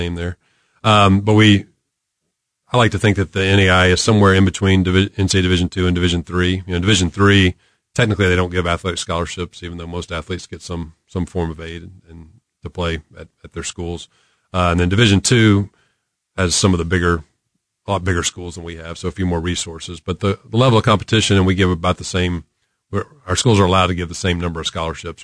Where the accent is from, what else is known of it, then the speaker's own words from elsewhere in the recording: Gulfport, Mississippi, United States; moved away as an adult; also born or lived in Jackson, Mississippi; now in Kansas City, United States; I grew up in Gulfport, Mississippi